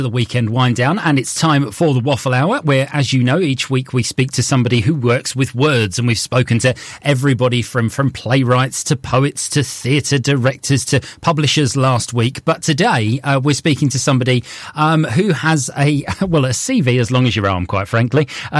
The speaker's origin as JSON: {"language": "English", "region": "the south of England", "country": "United Kingdom", "moved": "as an adult", "lives_now": "Rossendale Valley, United Kingdom", "said": "having lived here for 15 years now in the valley, and I came up from not round these parts. I'm worse. I'm a southerner."}